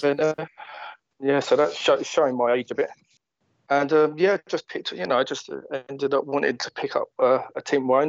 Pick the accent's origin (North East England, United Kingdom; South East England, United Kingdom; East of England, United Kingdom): East of England, United Kingdom; Watford; I'm from Watford